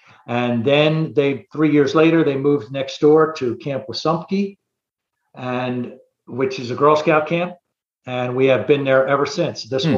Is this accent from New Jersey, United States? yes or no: yes; Atlantic City, New Jersey, United States; moved away as an adult; also born or lived in Brigantine, New Jersey; now in Florida, United States; I'm actually from Atlantic City, New Jersey. I came to Florida in 2004.